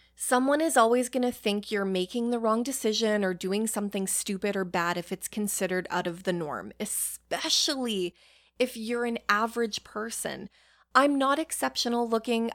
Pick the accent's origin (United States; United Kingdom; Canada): Canada; Being Canadian